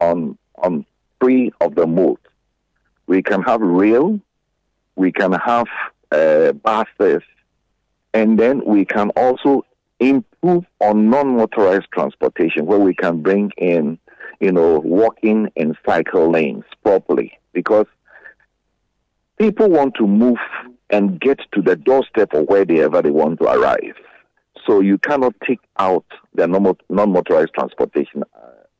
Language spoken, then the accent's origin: English; Accra, Greater Accra, Ghana; I was born in Accra. I knew that when my mom puts me in bus 12 around Osu